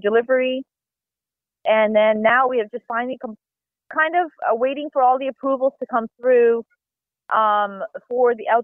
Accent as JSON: {"language": "English", "town": "Vancouver", "region": "British Columbia", "country": "Canada", "tie": "born or raised there", "moved": "as an adult", "lives_now": "Swedesboro, United States", "said": "I was born and raised out in Canada, and I'm from Vancouver"}